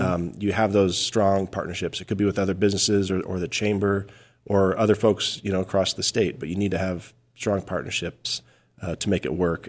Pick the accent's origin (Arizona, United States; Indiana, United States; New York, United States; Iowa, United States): Arizona, United States; Payson; I grew up just a little bit north of Payson